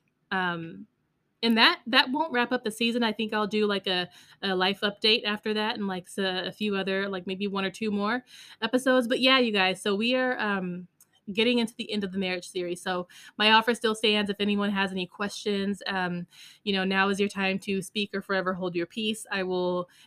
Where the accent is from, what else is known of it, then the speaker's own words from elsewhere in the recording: Las Vegas, Nevada, United States; now in Texas, United States; We lived in Texas and I'm from Vegas.